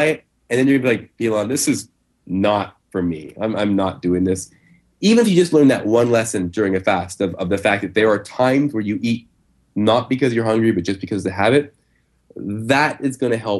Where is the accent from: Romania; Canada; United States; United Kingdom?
Canada; I'm Canadian